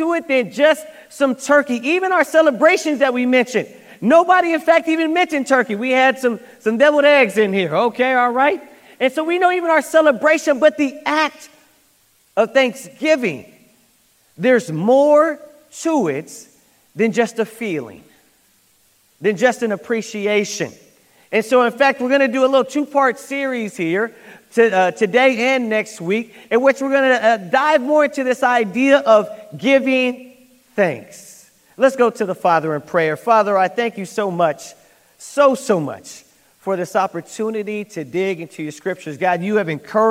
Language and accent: English; United States; I'm American